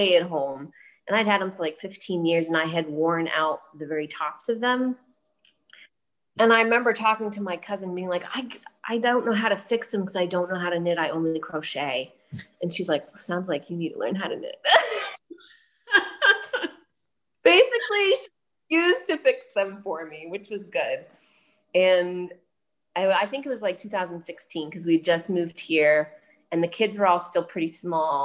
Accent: New England, Massachusetts, United States; I was born on the East Coast of the USA, up in New England and Massachusetts, and was the bearer of many hand-knit items as a child.

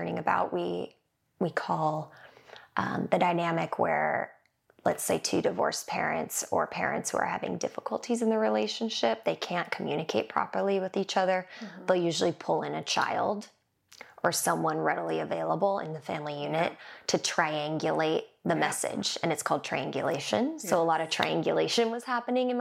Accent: Manhattan Beach, California, United States; growing up in Manhattan Beach

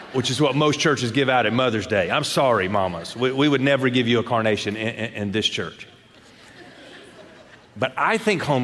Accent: Shreveport, Louisiana, United States; I grew up in Shreveport, Louisiana

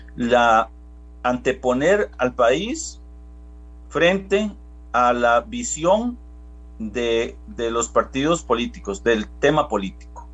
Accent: Costa Rica; yo soy un costarricense igual que todos

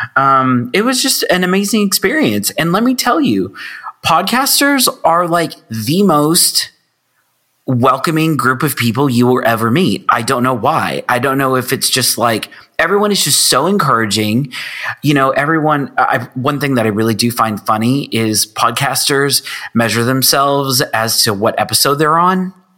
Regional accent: Texas, United States; I am from Texas

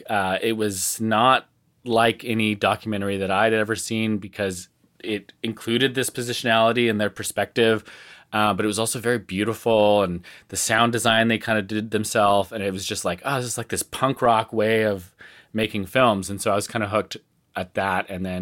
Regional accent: Salt Spring Island, British Columbia, Canada; they built a new high school building in the town that I grew up in Salt Spring Island, British Columbia.

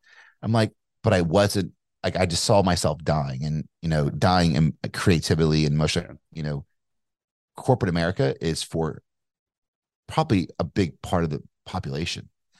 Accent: Kentucky, United States; accent: Kentucky; Like, yeah, that's great, but I'm from Kentucky. I had like more of a Kentucky accent. Like, you know, I'm from Kentucky.

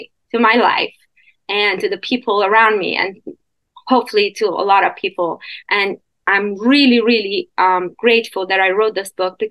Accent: Iran; moved away as an adult; also born or lived in Canada; now in United States; I was born and raised in Iran, in Middle East, and until I was 21. So I went to Canada after that, and then I'm in the U.S

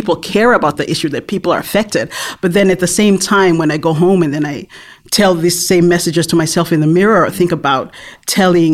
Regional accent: Tonga; I was born and raised in Tonga

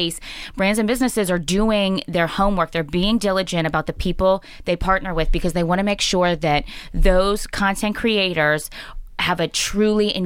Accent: Pittsburgh, Pennsylvania, United States; moved away as an adult; also born or lived in Syracuse / upstate New York / the Midwest / North Carolina; when I was a little girl growing up in Pittsburgh, I went to North Hills High School.

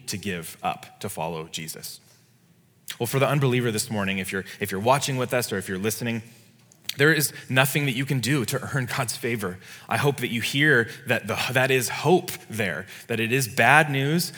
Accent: California, United States; as a Californian

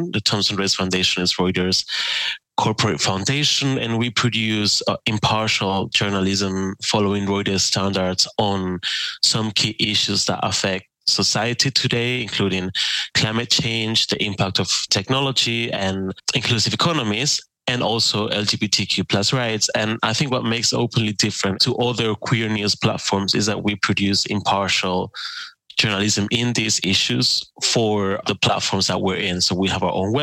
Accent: Spain; moved away as an adult; also born or lived in Germany; now in Berlin, Germany; So I'm from Spain, and my first work as a journalist was for Germany's international broadcaster, DW. I moved from Spain to Germany for

